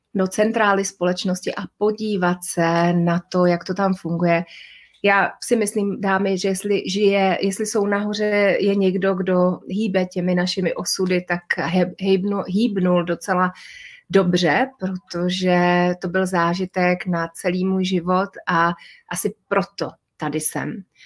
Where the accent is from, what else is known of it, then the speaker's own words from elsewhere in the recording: Prague, Czechia; also born or lived in Moravia; jako dítě jsem vyrůstala se svými rodiči v Praze